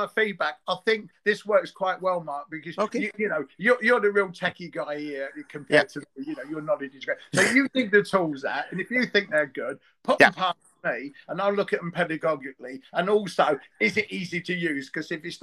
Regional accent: London, United Kingdom; you may have picked up that I am from East London

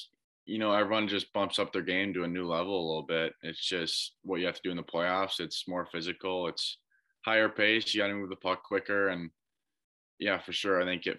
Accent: Minnesota, United States; as a Minnesota guy, I think playing hockey, it's that and you watch the Gophers.

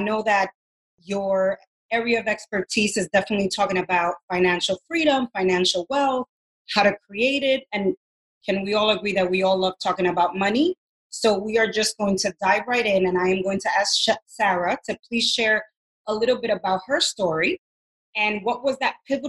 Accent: Dominican Republic; being Latina and I come from Dominican Republic

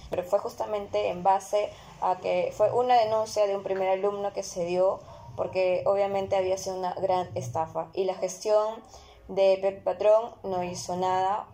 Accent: Lima, Peru; nosotras somos peruanas, somos limeñas

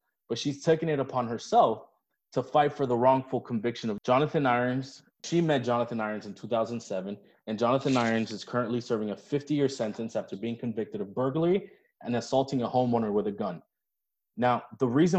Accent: Miami, Florida, United States; both of us went to school in Miami

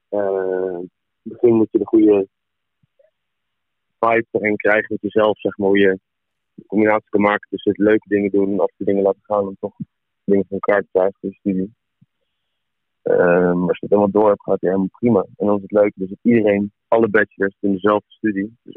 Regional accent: Amersfoort, Utrecht, Netherlands; ik kom van Amersfoort.

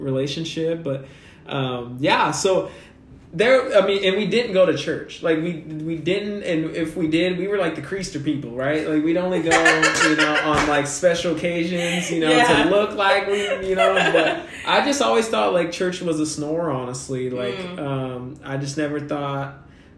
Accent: Kansas City, United States; I'm born and raised in Kansas City. So Midwest, you know what I mean? Mexican American

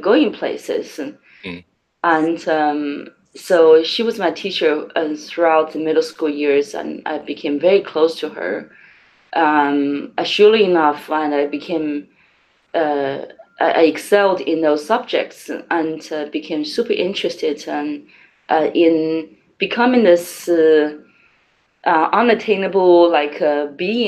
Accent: Changsha, Hunan, China; I grew up in Hunan province in Changsha, the capital city of Hunan.

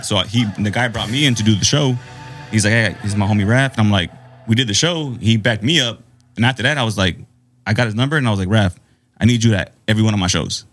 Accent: Phoenix, Arizona, United States; also born or lived in Banning, California; I rep Phoenix AZ because that's where I grew, did all my growing up

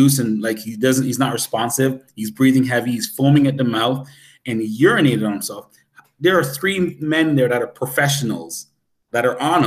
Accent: Canada; I'm Canadian

